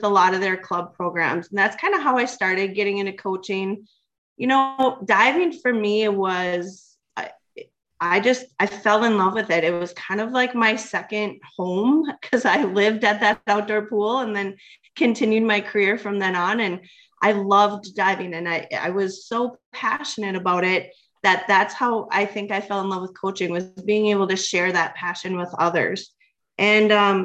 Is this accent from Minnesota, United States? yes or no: yes; St. Cloud, Minnesota, United States; I'm from St. Cloud, Minnesota, and dove at the U in Minnesota. So kind of a homebound girl